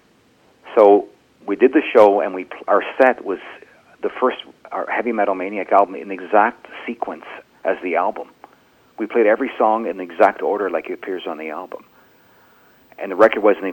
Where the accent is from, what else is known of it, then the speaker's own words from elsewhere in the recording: Canada; We're a Canadian band.